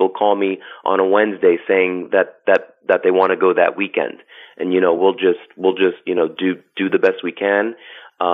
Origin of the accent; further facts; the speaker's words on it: Long Island, New York, United States; moved away as an adult; I grew up on Long Island and, you know, pretty much lived there for the first 40 years of my life.